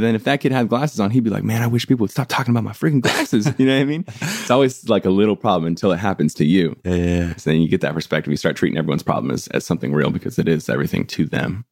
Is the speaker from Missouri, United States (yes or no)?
no; San Diego, California, United States; now in Los Angeles, United States; I was born and raised in San Diego in a place called like El Cajon La Mesa area